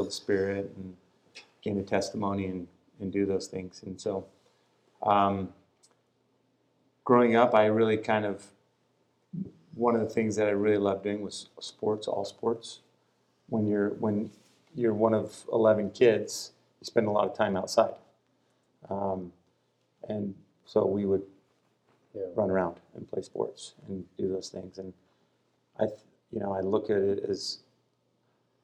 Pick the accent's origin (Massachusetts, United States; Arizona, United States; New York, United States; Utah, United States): Utah, United States; I think I was born in Utah.